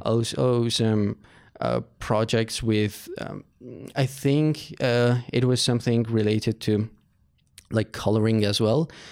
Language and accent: English; Yerevan, Armenia; I was born in Armenia, Yerevan. So, I went to school in Aipo High School